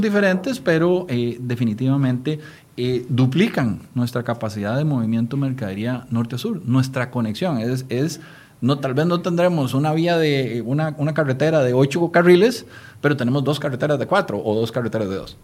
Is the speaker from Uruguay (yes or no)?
no; Costa Rica; como costarricenses